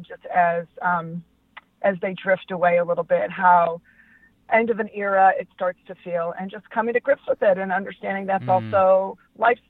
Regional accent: Los Angeles, California, United States; I'm from Los Angeles

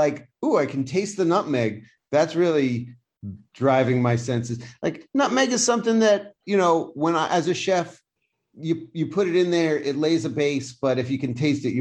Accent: United States; I'm from America

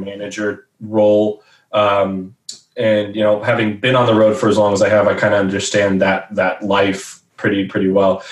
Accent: Dallas Fort Worth area, Texas, United States; growing up in the Dallas Fort Worth area.

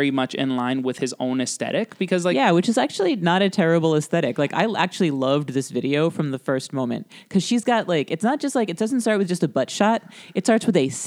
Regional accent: Florida, United States; And like, I'm I'm from South Florida, so yes, yeah, standing water.

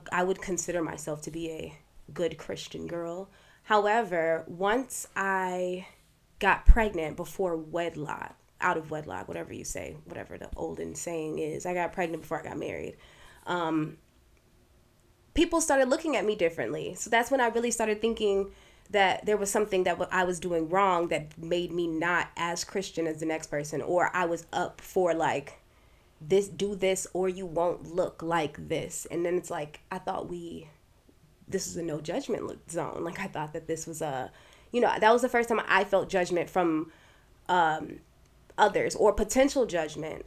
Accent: United States; I was raised in America and told that I was Black

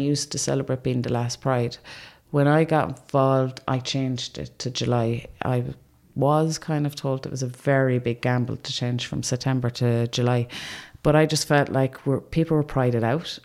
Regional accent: Limerick, Munster, Ireland; I'm being from Limerick

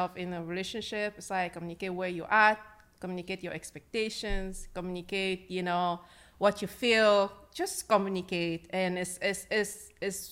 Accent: Cameroon; I'm from Cameroon.

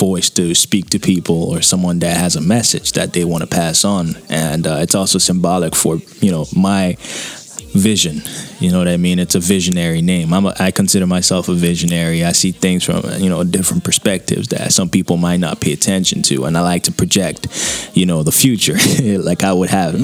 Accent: Nigeria; moved away as an adult; now in Toronto, Canada; I was born and raised in Nigeria, you know. I'm Nigerian, you know, full-bloodedly

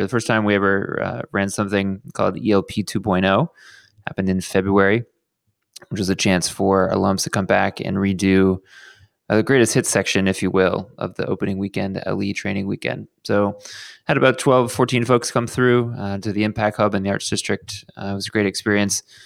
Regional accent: Houston, Texas, United States; now in Los Angeles, United States; my hometown of Houston, Texas

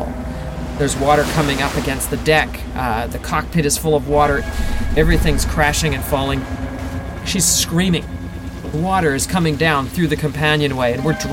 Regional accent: Victoria, British Columbia, Canada; We can see the lights of Victoria. They're all spread out. I mean, that's it. That's my hometown.

